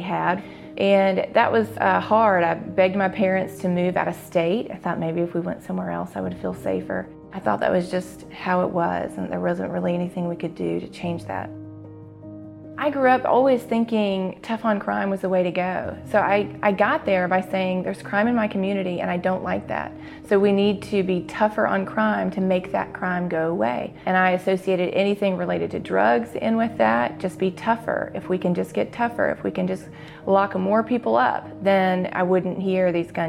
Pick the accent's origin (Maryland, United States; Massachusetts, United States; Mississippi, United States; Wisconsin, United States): Mississippi, United States; Jackson; born or raised there